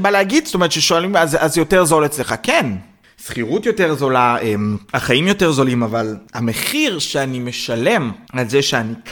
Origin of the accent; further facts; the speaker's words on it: Israel; במיוחד בתור ישראלי יהודי, זאת אומרת שאני ורובן עכשיו חיפשנו אה, אה, דירה